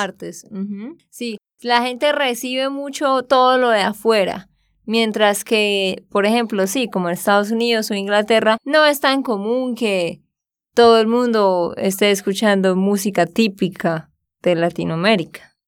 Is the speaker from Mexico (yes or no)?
no; Santander, Colombia; also born or lived in Barranquilla, Colombia; de Santander, Colombia.